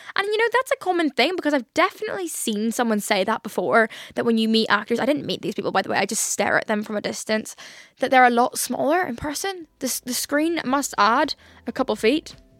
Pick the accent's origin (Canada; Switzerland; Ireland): Ireland; I'm Irish and I can't even put on an Irish accent.